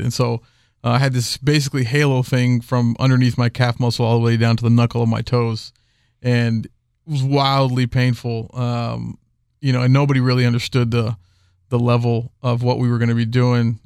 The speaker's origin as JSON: {"language": "English", "town": "Houston", "region": "Texas", "country": "United States", "said": "I'm from Houston"}